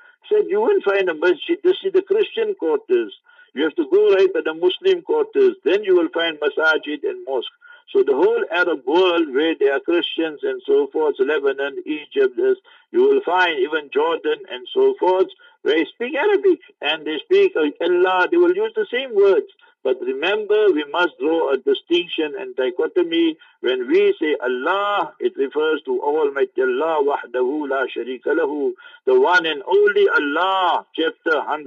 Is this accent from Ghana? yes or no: no; South Africa; I'm from South Africa. I'm a tourist here.